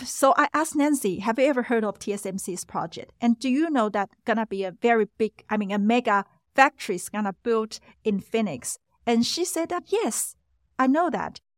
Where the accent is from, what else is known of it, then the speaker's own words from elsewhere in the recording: Taiwan; we came from Taiwan